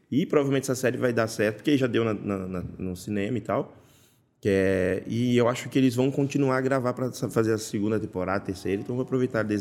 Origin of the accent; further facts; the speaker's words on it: Bahia, Brazil; born there; lá onde eu nasci, na Bahia, também come